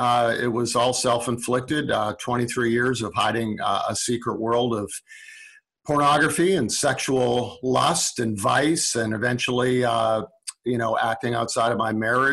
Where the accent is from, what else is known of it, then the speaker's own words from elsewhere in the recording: Calgary, Alberta, Canada; Calgary, Alberta.